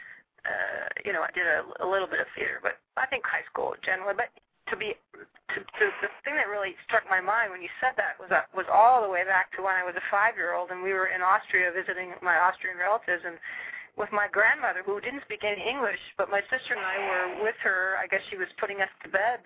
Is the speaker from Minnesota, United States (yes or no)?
yes; Minnesota, United States; also born or lived in Tucson, Arizona; I was born in Tucson, Arizona, but I was raised my whole life, really, in Minnesota.